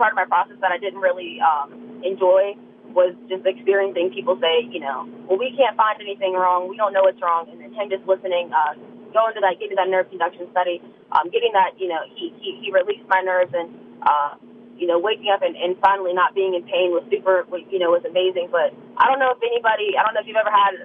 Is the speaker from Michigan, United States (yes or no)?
no; Harrisonburg, Virginia, United States; I guess I'm from Harrisonburg